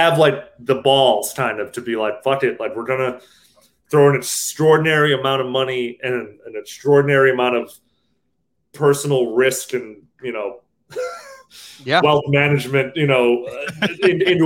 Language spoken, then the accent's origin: English; Naperville, Illinois, United States; moved away as an adult; also born or lived in Chicago, Illinois; now in California, United States; I'm from Naperville and I say I'm from Chicago. I guess I've lived a good amount in both places.